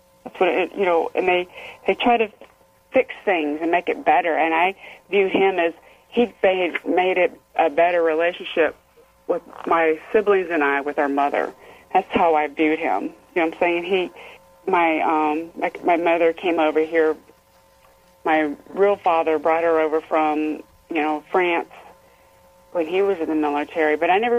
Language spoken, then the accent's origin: English; Fort Knox, Kentucky, United States; born there; I was born in Fort Knox, Kentucky. I was raised around the military anyway.